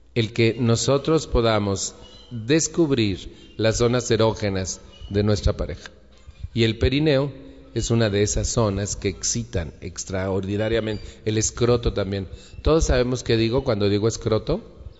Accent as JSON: {"language": "Spanish", "country": "Mexico"}